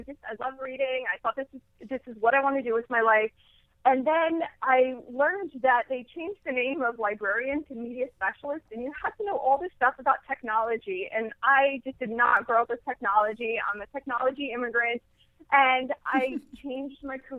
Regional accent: New Jersey, United States; I'm from New Jersey. I've grown up in New Jersey my whole life

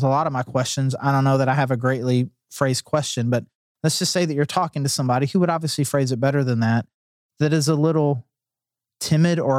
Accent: Fayetteville, United States; I'm from Fayetteville

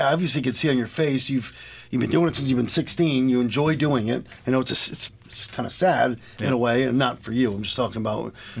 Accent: Lebanon, Connecticut, United States; The church I grew up going to in Lebanon, St. Francis of Assisi

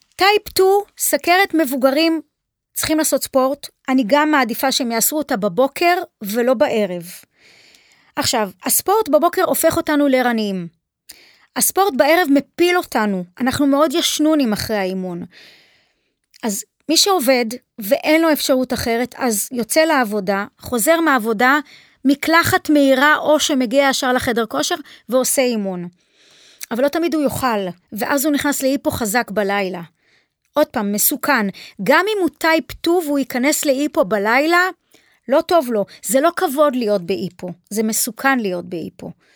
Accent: Haifa, Haifa District, Israel; נולדתי בחיפה, שם נולדו לי ילדיי, שם אימי נולדה.

